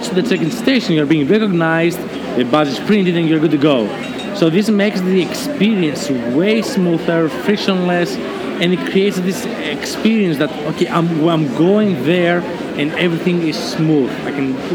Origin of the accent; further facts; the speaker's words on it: Greece; I was born and raised in Greece